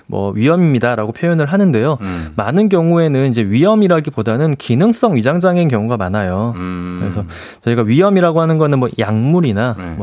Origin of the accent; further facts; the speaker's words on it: Mokpo, South Jeolla, South Korea; 아, 저 목포인데.